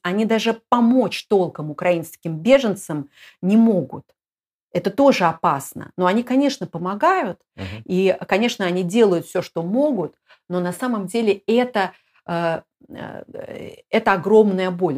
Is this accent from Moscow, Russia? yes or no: yes; Moscow, Russia; moved away; Москва, я из Москвы